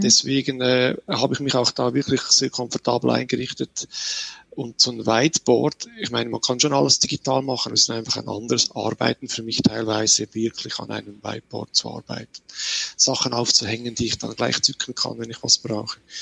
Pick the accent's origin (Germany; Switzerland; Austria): Switzerland; Bei uns in der Schweiz